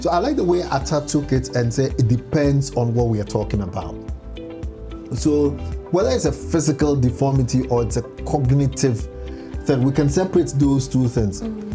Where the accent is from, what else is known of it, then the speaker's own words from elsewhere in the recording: Boso, Eastern Region, Ghana; my hometown, Boso.